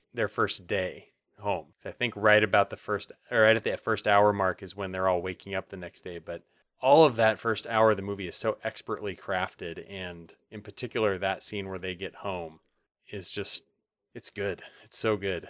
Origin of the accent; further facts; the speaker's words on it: Montana, United States; also born or lived in Bozeman, Montana / Helena, Montana; I grew up in Montana, and I lived in Bozeman and in Helena